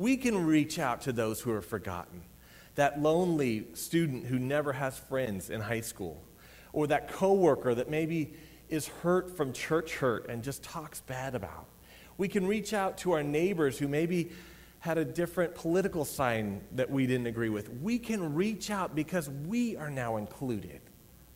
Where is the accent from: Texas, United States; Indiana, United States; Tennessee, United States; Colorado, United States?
Colorado, United States; I was raised in Colorado